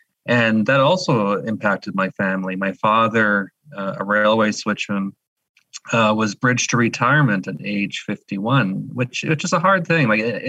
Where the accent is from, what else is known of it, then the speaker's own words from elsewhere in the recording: Thunder Bay, Ontario, Canada; I'm originally from Thunder Bay, Ontario, a son of a railway worker and a school teacher.